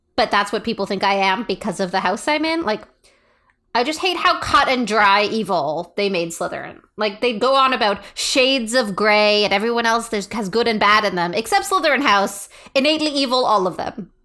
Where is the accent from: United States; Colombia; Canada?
Canada; we're Canadian